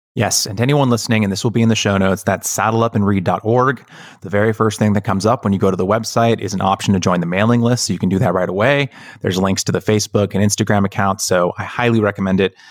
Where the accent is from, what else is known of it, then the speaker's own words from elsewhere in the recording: California, United States; having been born and raised in California